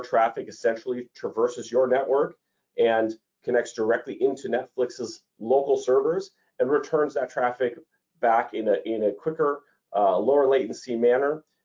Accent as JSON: {"language": "English", "town": "Toronto", "region": "Ontario", "country": "Canada", "tie": "born or raised there", "said": "Toronto, Canada. It's my hometown. It's where I grew up."}